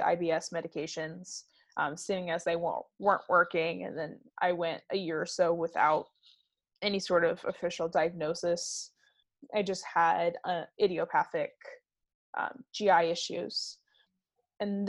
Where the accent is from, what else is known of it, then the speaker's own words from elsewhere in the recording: Kyle, Texas, United States; also born or lived in Belleview, Florida; I grew up pretty much split between Kyle, Texas and Belleville, Florida